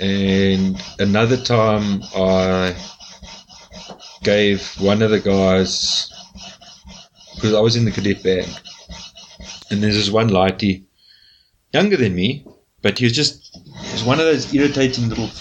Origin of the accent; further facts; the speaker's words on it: Uitenhage, Eastern Cape, South Africa; I grew up in Uitenhage. See, in the Eastern Cape, it's right next to P.